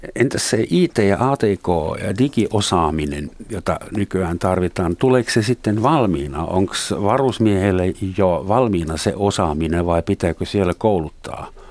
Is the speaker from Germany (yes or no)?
yes; Germany; moved away as an adult; now in Helsinki, Finland; mun isän kotona Länsi-Saksassa